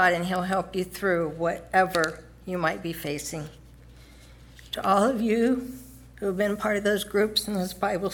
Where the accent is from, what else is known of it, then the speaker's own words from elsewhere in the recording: Southern California, United States; I was born and raised in Southern California